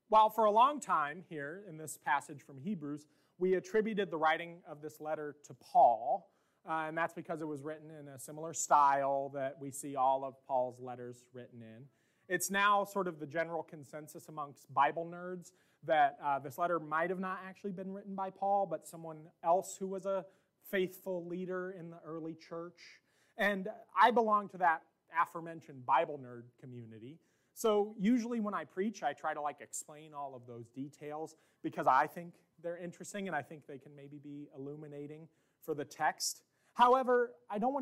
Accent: Pleasant Plains, Illinois, United States; moved away; I went back to my hometown last year

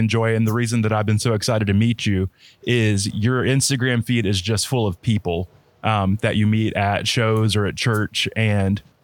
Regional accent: Florida, United States; also born or lived in Texas; I was born in Texas, but raised in Florida my whole life.

